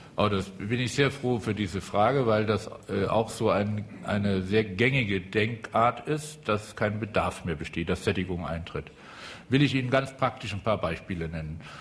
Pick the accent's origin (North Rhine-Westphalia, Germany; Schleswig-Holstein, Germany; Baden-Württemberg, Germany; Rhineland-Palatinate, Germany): Rhineland-Palatinate, Germany; ich komme aus der Südpfalz